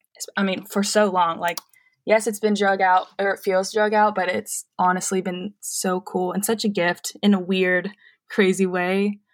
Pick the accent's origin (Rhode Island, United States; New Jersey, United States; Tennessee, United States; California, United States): Tennessee, United States; Murfreesboro; I am born and raised in Murfreesboro, so a lot of my family is here